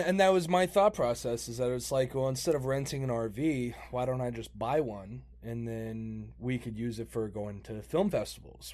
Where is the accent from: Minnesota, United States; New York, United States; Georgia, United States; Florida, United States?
Florida, United States; also born or lived in Spain; I was just raised here.